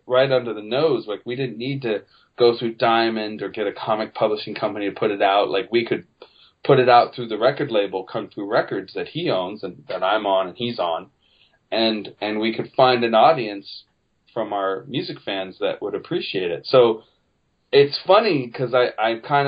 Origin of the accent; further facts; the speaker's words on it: Petaluma, California, United States; my hometown of Petaluma, California